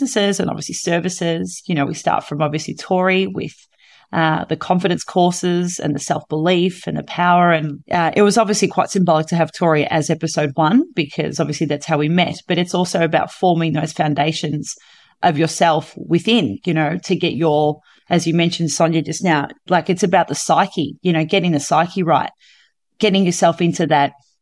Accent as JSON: {"language": "English", "region": "Victoria", "country": "Australia", "said": "I'm from Victoria"}